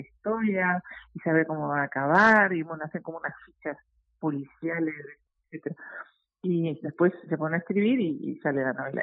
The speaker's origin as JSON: {"language": "Spanish", "country": "Uruguay", "moved": "as an adult", "lives_now": "Madrid, Spain", "said": "yo siempre digo que soy uruguaya"}